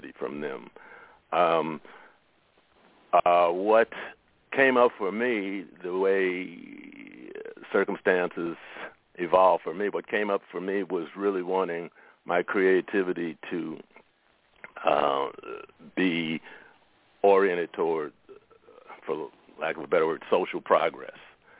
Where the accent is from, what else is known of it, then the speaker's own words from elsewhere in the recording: Chicago, Illinois, United States; moved away as an adult; also born or lived in San Francisco, California; now in San Francisco Bay Area, United States; I grew up in Chicago, but I was born in San Francisco, and my whole adult life has been out here